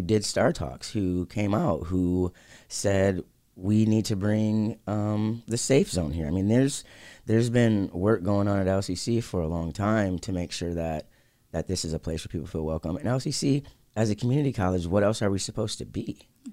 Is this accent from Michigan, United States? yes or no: yes; Lansing, Michigan, United States; this is my hometown